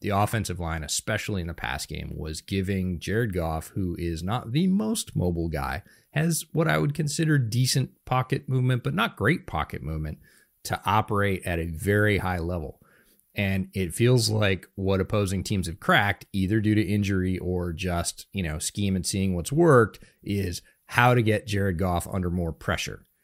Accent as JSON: {"language": "English", "region": "Northeast", "country": "United States", "tie": "born or raised there", "moved": "yes", "lives_now": "Seattle area, United States", "said": "I grew up in the Northeast"}